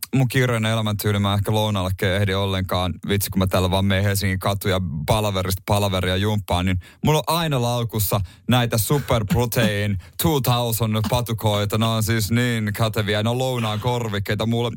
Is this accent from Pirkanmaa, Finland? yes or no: no; South Ostrobothnia, Finland; moved away; mun synnyin seuduilla siellä Pohjanmaalla